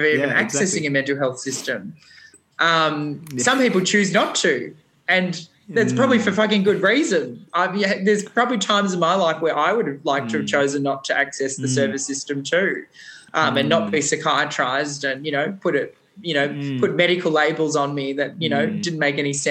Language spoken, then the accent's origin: English; Australia; being an Australian